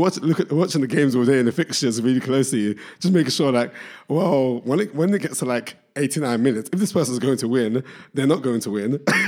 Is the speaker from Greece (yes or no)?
no; Barking and Dagenham, London, United Kingdom; born there; I was born in Barking and Dagenham. So that's the London borough of Barking and Dagenham, which people don't consider to be London, who live in London, but people from there, half the people claim it's East London, the other half claim it's Essex.